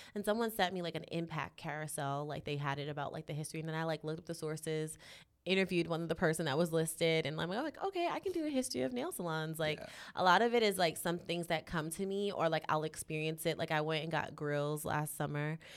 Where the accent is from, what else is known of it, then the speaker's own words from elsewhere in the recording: New York City, New York, United States; moved away as an adult; now in Los Angeles, United States; I'm born and raised in Harlem